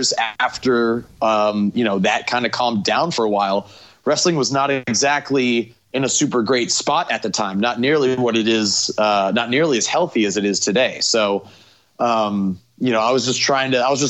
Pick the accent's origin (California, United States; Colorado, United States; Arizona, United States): California, United States; San Francisco Bay Area; also born or lived in Chico, California; I grew up here in the Bay.